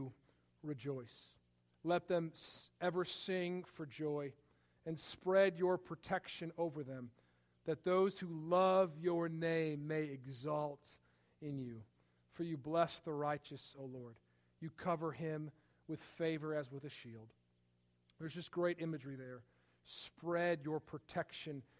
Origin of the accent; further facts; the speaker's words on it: Palatine, Illinois, United States; Growing up, we lived in Palatine, Illinois